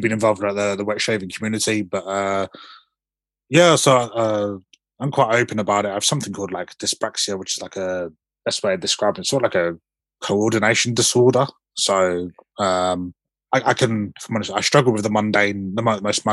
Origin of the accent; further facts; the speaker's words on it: Southend-on-Sea, East of England, United Kingdom; my hometown team, Southend United